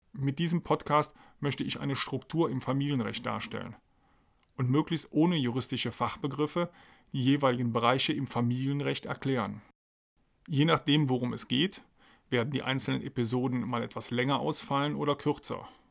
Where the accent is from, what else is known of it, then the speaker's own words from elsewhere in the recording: Aachen, North Rhine-Westphalia, Germany; moved away as an adult; also born or lived in Trier; now in Heidelberg, Germany; Geboren und aufgewachsen bin ich in Aachen, beziehungsweise in der Nähe von Aachen.